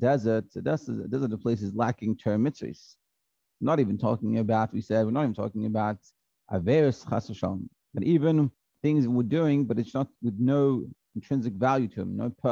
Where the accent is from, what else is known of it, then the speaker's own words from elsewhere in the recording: Australia; I was from Australia, so I went back to Australia.